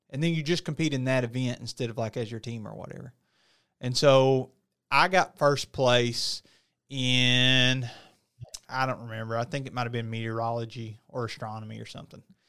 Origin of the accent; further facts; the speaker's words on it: United States; I'm from small town U S A. You know, there's not really three-story buildings, four-story buildings in my hometown